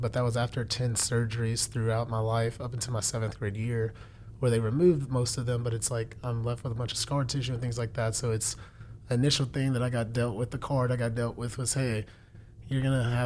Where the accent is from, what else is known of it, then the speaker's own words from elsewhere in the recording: Houston, Texas, United States; I was born in Houston.